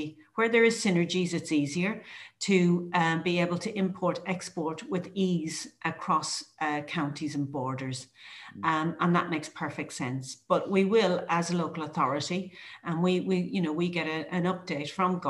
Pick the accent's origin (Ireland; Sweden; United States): Ireland; now in United Kingdom; I am an Irish person